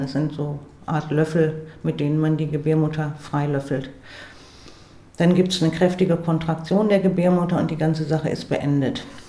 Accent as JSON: {"language": "German", "town": "Bremerhaven", "region": "Bremen", "country": "Germany", "said": "in Bremerhaven, wo ich herkomme"}